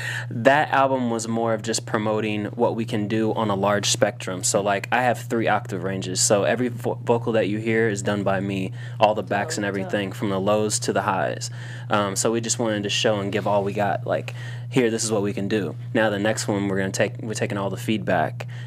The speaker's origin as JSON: {"language": "English", "region": "Indiana", "country": "United States", "moved": "yes", "lives_now": "Los Angeles, United States", "said": "And we're all from Indiana"}